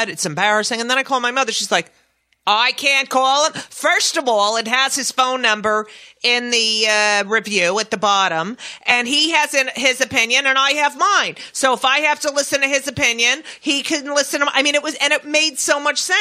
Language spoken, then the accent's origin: English; New Jersey, United States; the Star Ledger, which is my hometown paper from New Jersey